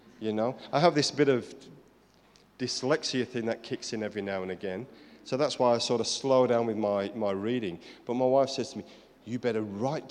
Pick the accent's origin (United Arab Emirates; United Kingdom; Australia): United Kingdom; I'm British.